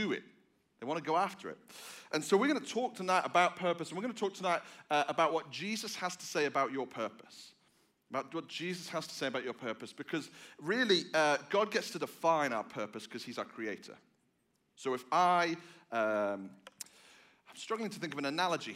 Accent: England, United Kingdom; moved away; I am from England. I am not from Australia.

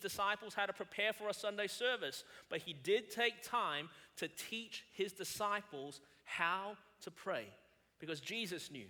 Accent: Melbourne, Victoria, Australia; moved away as an adult; now in South Carolina, United States; I was born and raised in Melbourne, Australia.

